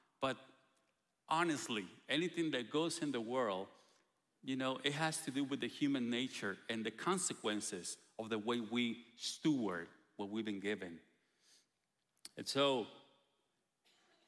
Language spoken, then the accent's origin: English; Guatemala; moved away; we're coming from Guatemala